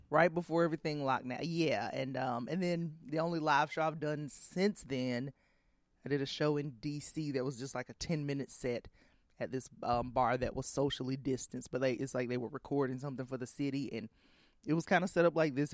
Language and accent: English; Columbus, Georgia, United States; moved away as an adult; also born or lived in New York / Washington, D.C.; I grew up in Georgia.